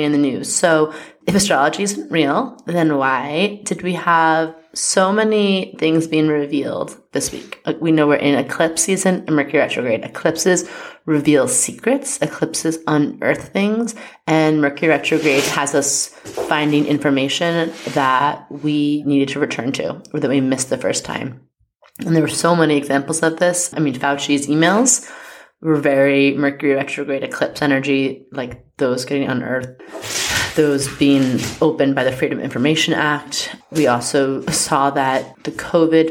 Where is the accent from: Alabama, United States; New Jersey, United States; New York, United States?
New York, United States; I am a New Yorker